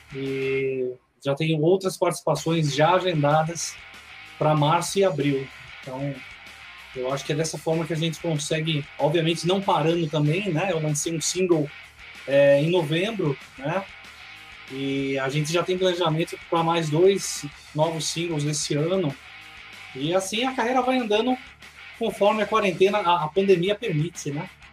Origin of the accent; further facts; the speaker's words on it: Bragança Paulista, São Paulo, Brazil; moved away as an adult; now in Greater Belo Horizonte, Brazil; na minha cidade natal, que é Bragança Paulista, interior de São Paulo.